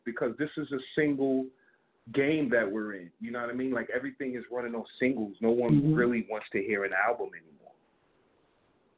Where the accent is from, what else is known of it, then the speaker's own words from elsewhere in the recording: New York City, New York, United States; I'm from New York City, Bronx, to be precise.